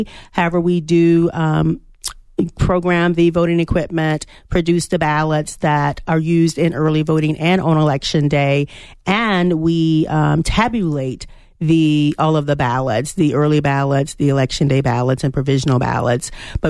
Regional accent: Chesterfield, Virginia, United States; moved away as an adult; now in Arizona, United States; So I am a transplant to Arizona. I arrived here in April. I am from Chesterfield, Virginia, where I served as the elections director for 5 years.

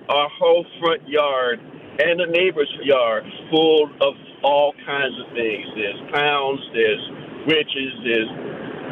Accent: Chicago, Illinois, United States; we're from Chicago, too

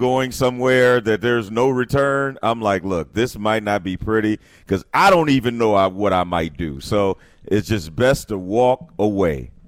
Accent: East St. Louis, Illinois, United States; I'm from East St. Louis

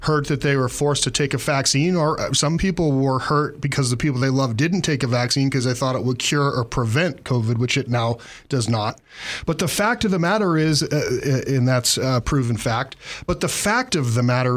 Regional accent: Massachusetts, United States; now in Montana, United States; I grew up in Massachusetts

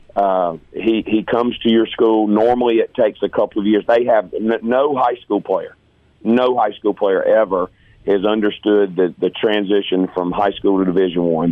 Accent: Hattiesburg, Mississippi, United States; growing up in Hattiesburg

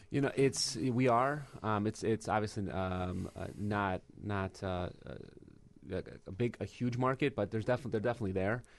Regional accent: Michigan, United States; born or raised there; moved away as an adult; now in Chicago, United States

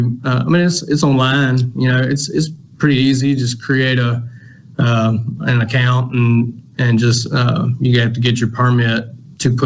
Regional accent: Jackson, Mississippi, United States; also born or lived in Rankin County, Mississippi; I grew up right here in Northeast Jackson

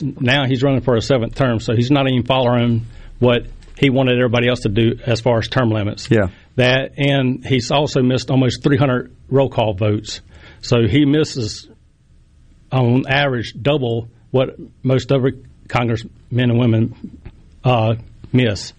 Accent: Poplarville, Mississippi, United States; I was born and raised in Poplarville, Mississippi. I've been there my whole life.

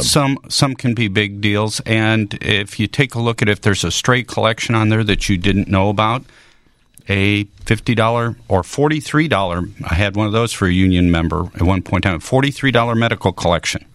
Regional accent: Chicago, Illinois, United States; also born or lived in St. Louis area / Springfield, Illinois; now in St. Louis, United States; I grew up in the Chicago area.

